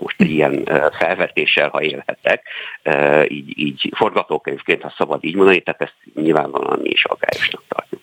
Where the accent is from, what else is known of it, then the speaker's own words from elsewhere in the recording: Sopron, Győr-Moson-Sopron, Hungary; én ugye Soproni vagyok, tehát nálunk a határszélen